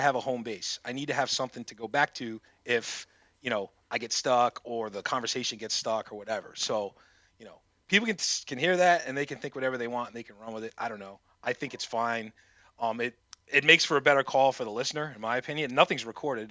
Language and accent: English; New England, United States; I'm from the New England area